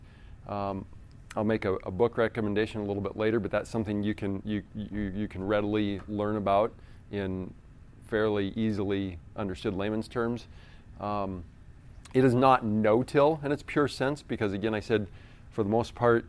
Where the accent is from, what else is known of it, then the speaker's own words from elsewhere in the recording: Iowa, United States; I grew up in Iowa